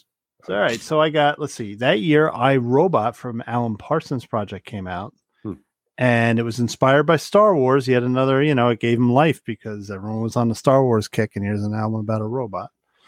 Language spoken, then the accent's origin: English; Ireland; I was going to say I'm Irish. I can't do it, but obviously Scott could do it.